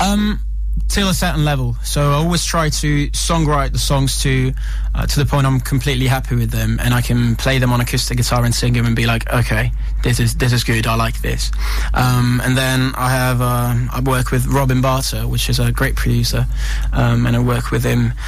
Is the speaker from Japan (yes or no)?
no; Italy; moved away as an adult; also born or lived in United States; now in London, United Kingdom; I was born and raised in Italy